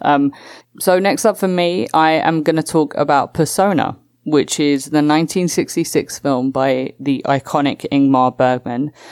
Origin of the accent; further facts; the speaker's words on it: England, United Kingdom; my home country, England.